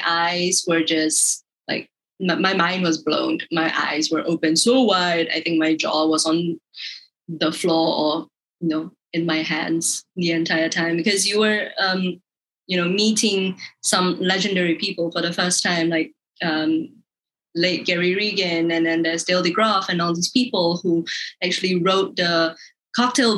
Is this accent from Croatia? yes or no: no; Malaysia; being Malaysian